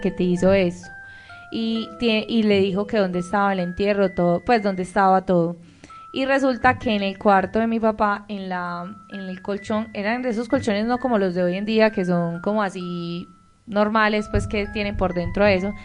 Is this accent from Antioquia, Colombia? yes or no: yes; El Bagre, Antioquia, Colombia; yo soy del Bagre, Antioquia